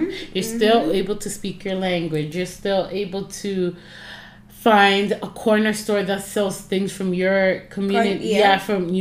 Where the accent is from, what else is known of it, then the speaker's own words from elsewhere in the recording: Canada; I'm a Canadian, but I can also say I'm Ghanaian in a sense